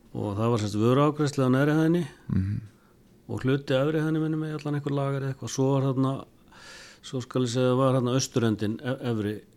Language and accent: Icelandic; Eastern Region, Iceland; við náttúrulega byggum austur á landi